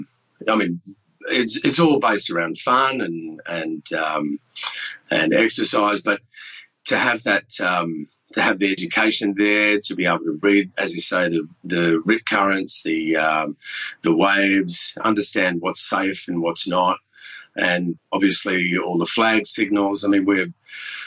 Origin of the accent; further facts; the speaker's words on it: Sydney, New South Wales, Australia; also born or lived in Perth; now in Melbourne, Australia; I grew up in French's Forest over there on the Northern Beaches